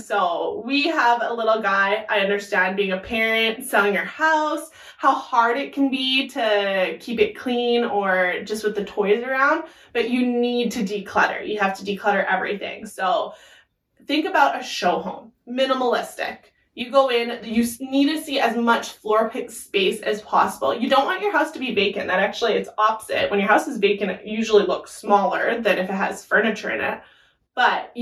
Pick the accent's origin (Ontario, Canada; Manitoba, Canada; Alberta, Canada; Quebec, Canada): Alberta, Canada; Sherwood Park; we are from Sherwood Park.